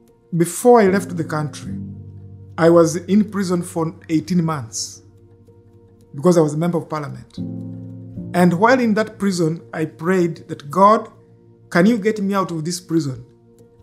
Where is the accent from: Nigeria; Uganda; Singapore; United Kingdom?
Uganda; moved away as an adult; now in Canada; Edith and I came from Uganda, fleeing conflict and bad governance. And we came to this country in 1992